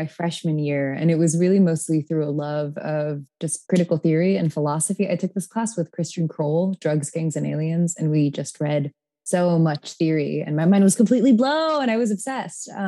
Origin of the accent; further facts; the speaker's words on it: Tacoma, Washington, United States; moved away; I'm from Tacoma, Washington, originally.